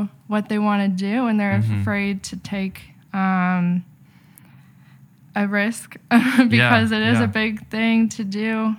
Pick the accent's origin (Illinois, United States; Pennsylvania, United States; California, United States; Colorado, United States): Illinois, United States; Chicago; I am from Chicago, Illinois, and I ended up here at Liberty University